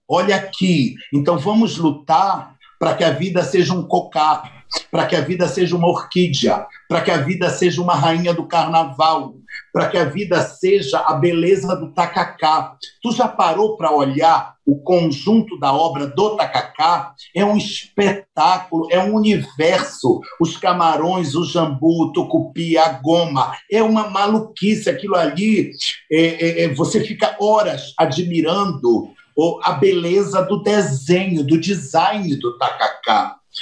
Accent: Belém, Pará, Brazil; moved away; nasci em Belém.

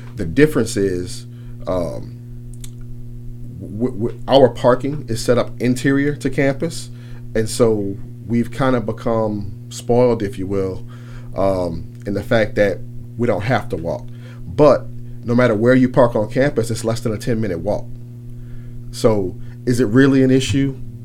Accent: New Orleans, Louisiana, United States; moved away as an adult; also born or lived in Thibodaux, Louisiana; I'm actually born and raised in New Orleans. I grew up on the West Bank.

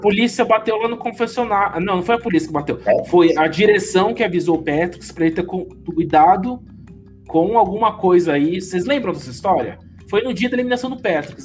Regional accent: São Paulo, Brazil; accent: no accent; eu sou paulista, não tenho nem sotaque

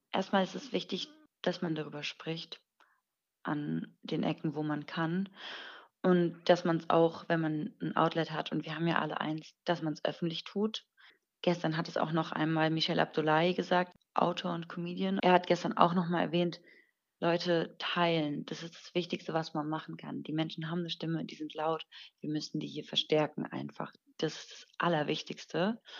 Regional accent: Iran; moved away; mich so öffentlich hinzustellen und ähm, zu positionieren als Iranerin im Ausland.

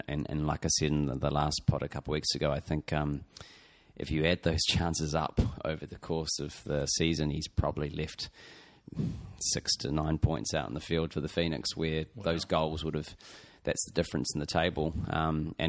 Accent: Christchurch, Canterbury, New Zealand; I'm from Christchurch in New Zealand

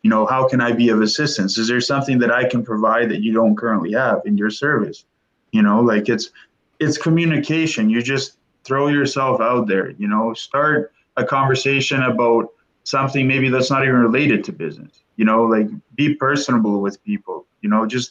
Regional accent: Windsor, Ontario, Canada; I'm from Windsor.

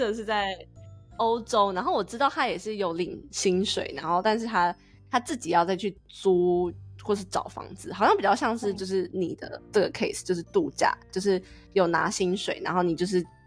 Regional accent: Taiwan; now in United States; 我们台湾人申请 S S N

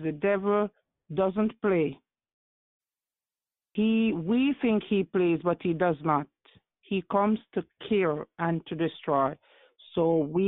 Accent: Saint Elizabeth, Jamaica; also born or lived in Spanish Town, Jamaica; I grew up with my mom's friend in St. Elizabeth, because she sent me back to the country.

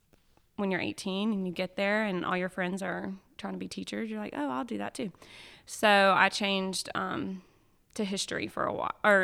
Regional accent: Anderson, South Carolina, United States; So I'm like from Anderson, but I tell people all the time, I probably know your parents.

